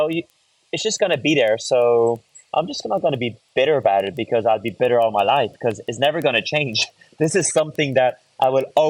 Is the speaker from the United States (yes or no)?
no; Ireland; So I quickly realized that that was something that was always going to be around me, especially growing up in Ireland.